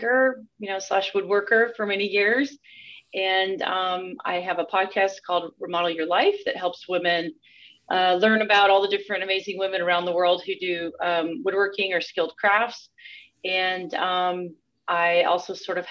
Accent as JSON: {"language": "English", "region": "Northern California", "country": "United States", "tie": "born or raised there", "said": "I was born in the 70s and grew up in Northern California"}